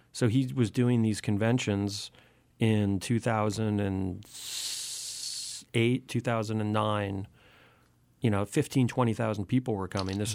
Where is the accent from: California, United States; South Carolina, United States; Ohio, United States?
California, United States; Santa Monica; I'm born and raised in Santa Monica.